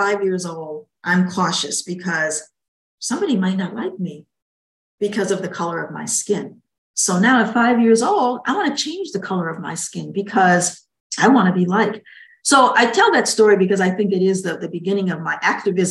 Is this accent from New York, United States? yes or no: yes; Niagara Falls, New York, United States; also born or lived in Buffalo, New York / Washington, D.C. / Barbados; now in North Carolina, United States; I actually grew up in Niagara Falls, New York.